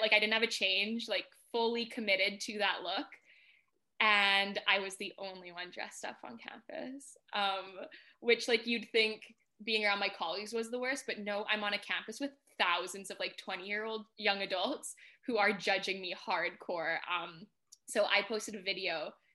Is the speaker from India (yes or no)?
no; Canada; moved away as an adult; now in United Kingdom; I'm from Canada originally